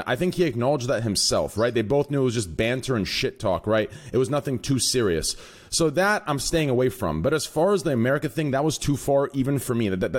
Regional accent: Texas, United States; also born or lived in Arizona; Everywhere I go, I announce I'm from Texas. I announce I'm American. I announce I was born in Arizona.

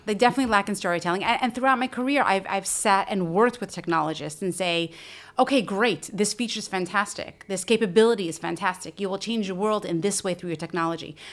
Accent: United States; moved away as an adult; now in Israel; as an American, now living in Israel for we, well over a decade

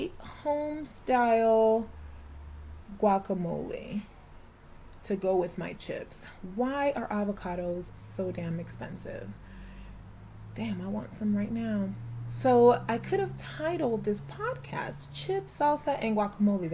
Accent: Florida, United States; moved away; I grew up in Florida.

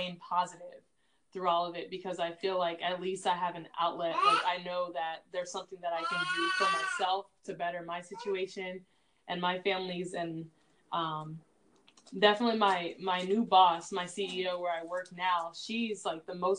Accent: Louisiana, United States; moved away; also born or lived in Newport Beach, California; I'm from Louisiana. That's what we do, where I'm from

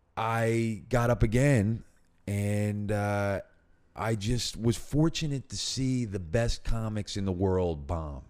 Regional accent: Philadelphia, Pennsylvania, United States; I grew up in North Philadelphia, Northeast Philadelphia

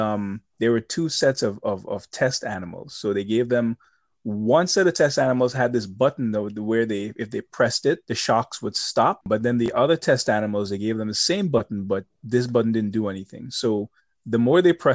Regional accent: Grenada; now in New York, United States; I grew up in Grenada. Grenada is a very small place

